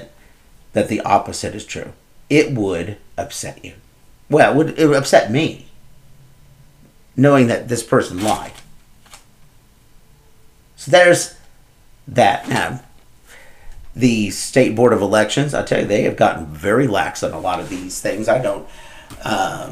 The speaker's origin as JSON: {"language": "English", "area": "Moultrie County", "region": "Illinois", "country": "United States", "tie": "born or raised there", "said": "my hometown, Moultrie County"}